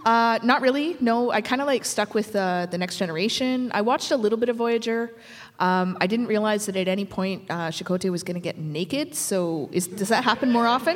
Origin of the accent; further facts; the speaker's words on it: Lac Ste. Anne, Alberta, Canada; now in Montreal, Canada; I'm from Lac Saint Anne, Alberta, which is Métis community. Um, we live in Montreal right now